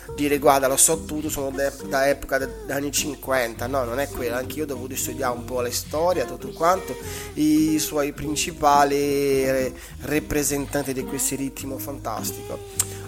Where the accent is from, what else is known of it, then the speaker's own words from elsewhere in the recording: Brazil; io come brasiliano